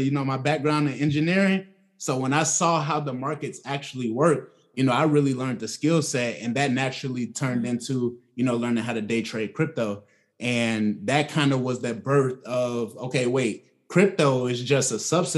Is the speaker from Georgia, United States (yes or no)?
yes; Atlanta, Georgia, United States; I'm from Atlanta, well, the south side of Atlanta